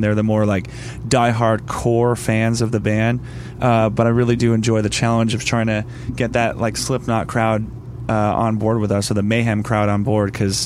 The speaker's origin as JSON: {"language": "English", "region": "Pennsylvania", "country": "United States", "said": "I'm from Pennsylvania"}